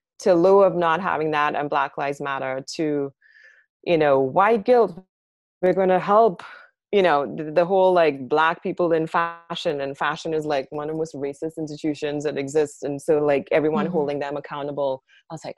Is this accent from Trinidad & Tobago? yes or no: yes; Trinidad & Tobago; moved away as an adult; now in New York, United States; I grew up in Trinidad, which is like a Black and brown place